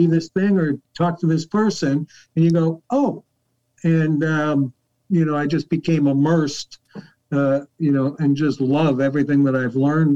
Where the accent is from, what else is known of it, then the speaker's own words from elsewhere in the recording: Newmarket, Ontario, Canada; I'm from Newmarket, Canada, or Toronto, Canada